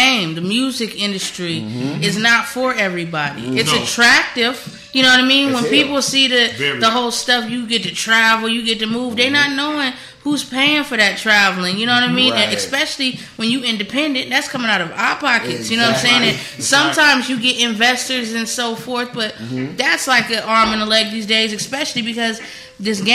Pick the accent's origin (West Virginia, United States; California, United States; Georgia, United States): California, United States; San Diego; I'm from Cali. I'm a Cali baby. I'm from San Diego.